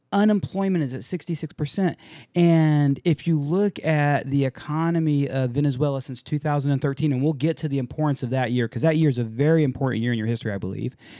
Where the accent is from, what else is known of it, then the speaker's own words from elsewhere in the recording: San Diego, California, United States; I grew up in San Diego